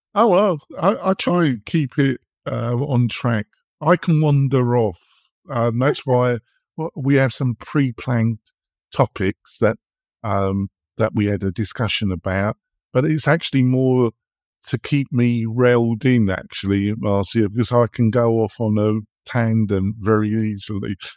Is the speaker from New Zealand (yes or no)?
no; England, United Kingdom; accent: English; moved away as an adult; now in United States; I've been living in America now for over 15 years, but obviously I'm English in my accent and my temperament